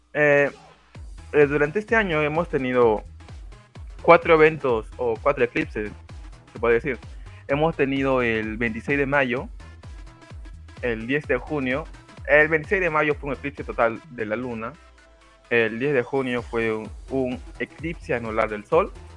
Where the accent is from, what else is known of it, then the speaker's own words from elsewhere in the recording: Peru; soy de Perú